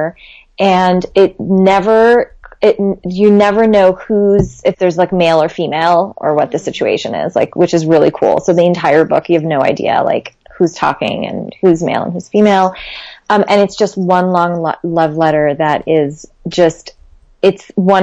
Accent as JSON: {"language": "English", "country": "Lebanon", "said": "my home country, Lebanon"}